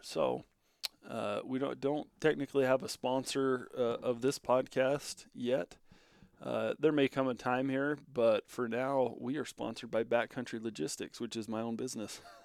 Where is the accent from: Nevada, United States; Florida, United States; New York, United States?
Nevada, United States; Bunkerville; moved away as an adult; now in Powell, Wyoming, United States; moved from southern Nevada, down in my hometown, Bunkerville, Nevada, all the way up to uh, Cody, Wyoming.